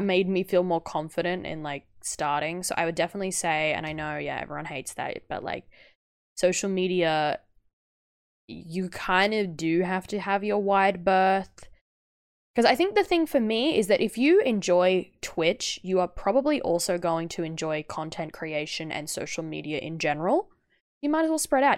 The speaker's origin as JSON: {"language": "English", "country": "Australia", "said": "as an Australian"}